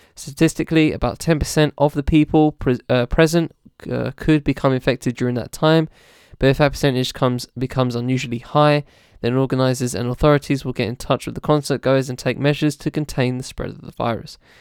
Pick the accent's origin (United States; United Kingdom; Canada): United Kingdom